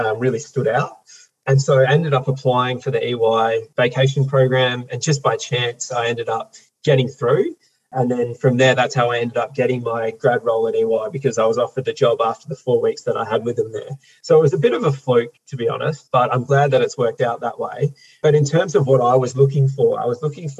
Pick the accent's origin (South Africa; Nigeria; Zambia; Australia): Australia; Perth, Western Australia; I was born and raised here in South Perth into a family of 6 kids